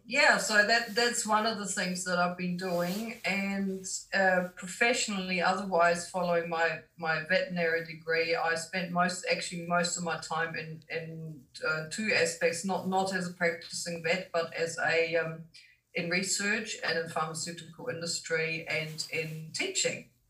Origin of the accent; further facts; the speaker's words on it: Germany; moved away as an adult; now in New Zealand; I am from Germany originally, but I've lived in New Zealand for over 30 years now.